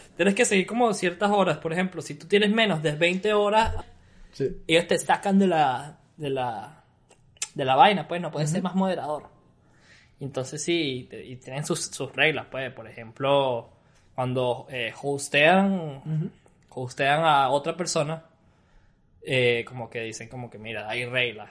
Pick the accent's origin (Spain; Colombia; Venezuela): Venezuela; Yo sí me siento orgulloso de ser venezolano